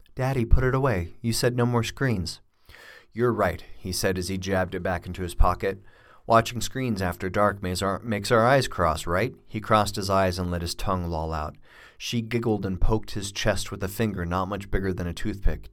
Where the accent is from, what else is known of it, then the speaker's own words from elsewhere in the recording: United States; also born or lived in Australia; I'm an American, but I lived in Australia for a couple of years